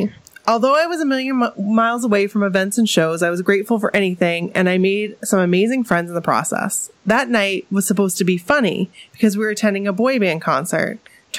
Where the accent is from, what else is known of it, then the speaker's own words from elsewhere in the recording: New York, United States; also born or lived in Germany; because they were in New York, my home state, a lot. But yet, so far, because I was in Germany until further notice.